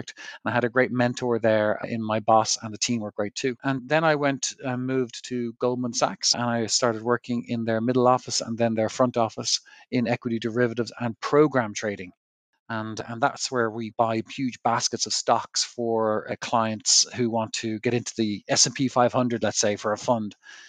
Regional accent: Ireland; moved away as an adult; now in United States; So I found myself in Wall Street after I qualified from college. And I moved there from Ireland, and I worked in banks

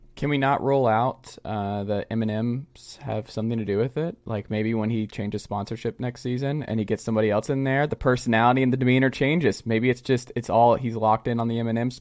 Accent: Georgia, United States; down there in my home state

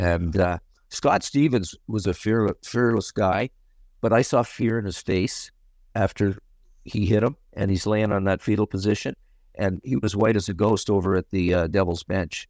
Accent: Canada; growing up in Canada on an outdoor rink

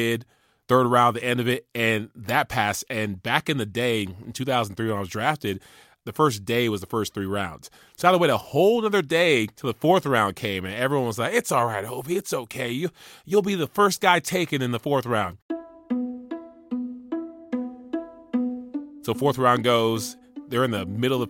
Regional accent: Charleston, South Carolina, United States; We went to Charleston, my hometown

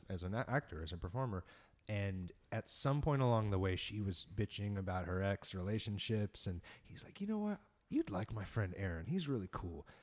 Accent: San Diego, California, United States; just being a punk rock kid growing up in San Diego

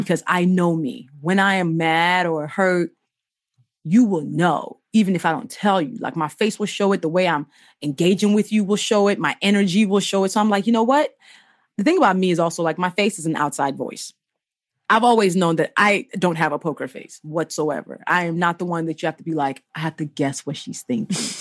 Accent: Nigeria; now in United States; I grew up in Nigeria

